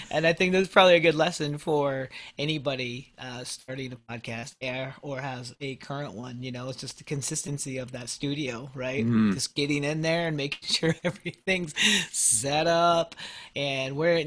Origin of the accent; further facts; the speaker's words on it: Colorado, United States; also born or lived in Philippines; as an adopted Filipino, I grew up here in the United States